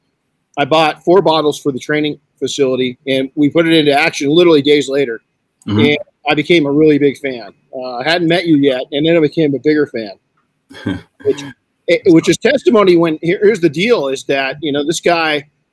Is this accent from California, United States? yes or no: yes; Southern California, United States; I grew up in Southern California, about 38 miles from downtown Los Angeles in a pretty poor community